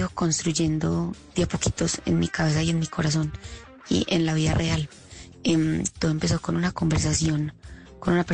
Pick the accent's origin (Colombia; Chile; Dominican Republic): Colombia; moved away as an adult; now in United States